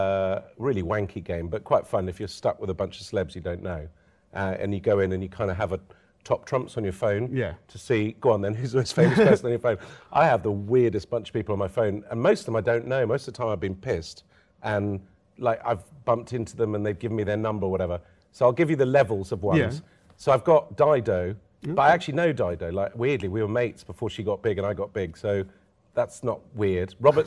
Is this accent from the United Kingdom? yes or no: no; Lebanon; when I was a kid growing up in Lebanon